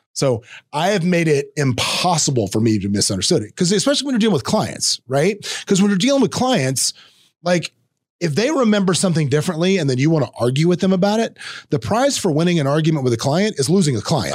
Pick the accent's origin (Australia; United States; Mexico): United States; the South; accent: Southern; me growing up in the South, I, on occasion, have a Southern accent.